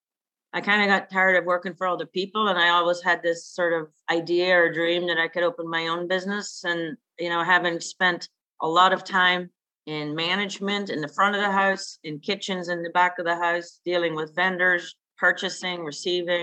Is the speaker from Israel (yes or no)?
no; Northern Ireland, United Kingdom; moved away as an adult; now in Pittsburgh, United States; I'm originally from Northern Ireland, and I moved to the United States when I was in my early 20s, right after college. I grew up in a tiny little village outside a really big